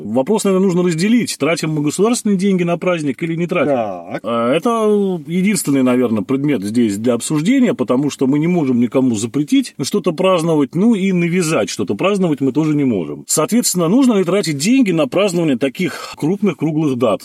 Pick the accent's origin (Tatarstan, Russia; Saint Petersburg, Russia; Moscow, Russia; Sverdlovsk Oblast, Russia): Saint Petersburg, Russia; Я, так сказать, ленинградец там уже в четвёртом поколении, поэтому вся моя семья так или иначе была этим затронута